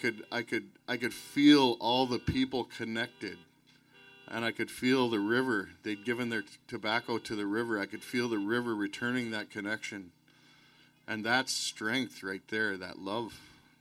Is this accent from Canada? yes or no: yes; Anigaming, Ontario, Canada; I'm from Anigaming in Ontario